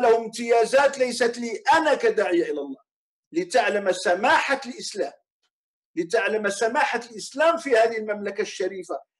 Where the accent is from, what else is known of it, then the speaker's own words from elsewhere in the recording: Morocco; عندنا في المغرب